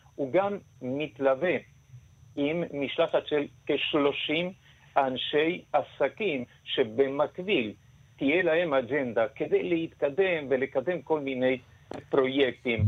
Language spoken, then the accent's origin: Hebrew; Argentina; now in Israel; אני במקור ארגנטינאי